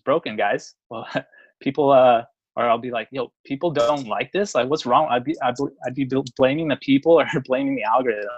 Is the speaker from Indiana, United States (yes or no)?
no; San Francisco, California, United States; I'm from San Francisco, California